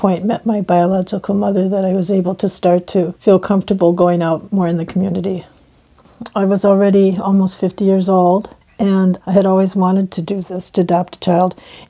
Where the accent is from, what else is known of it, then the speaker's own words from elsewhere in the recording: Minneapolis, Minnesota, United States; also born or lived in Mahnomen, Minnesota (White Earth Reservation); I was adopted when I was 7 by a non-Native family and grew up in the northern suburbs of Minneapolis.